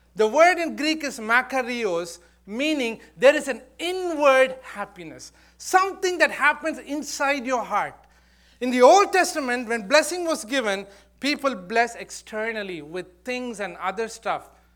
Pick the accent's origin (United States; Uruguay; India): India; moved away; I, I was born and brought up there.